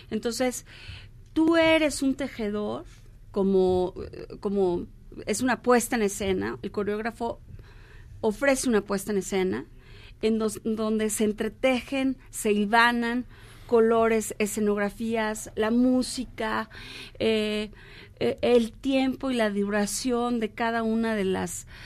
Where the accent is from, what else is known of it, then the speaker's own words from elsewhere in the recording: Mexico; vamos a presentarla el primero de noviembre por por nuestra celebración como mexicanos del eh, Día de Muertos